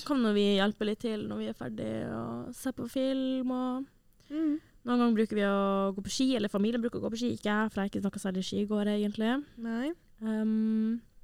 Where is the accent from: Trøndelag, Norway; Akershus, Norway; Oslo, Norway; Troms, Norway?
Troms, Norway; Tromsø; Tromsø, der jeg er fra